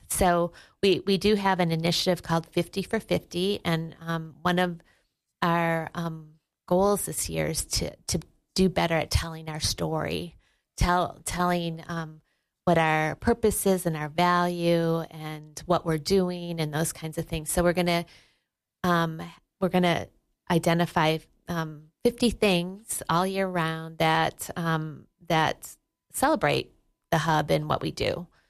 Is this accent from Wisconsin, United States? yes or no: yes; Wisconsin, United States; now in Sheridan, United States; I grew up in Wisconsin